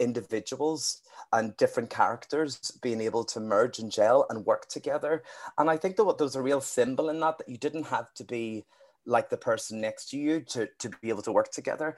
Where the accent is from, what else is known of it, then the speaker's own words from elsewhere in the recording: Northern Ireland, United Kingdom; a Northern Irish gay singer-songwriter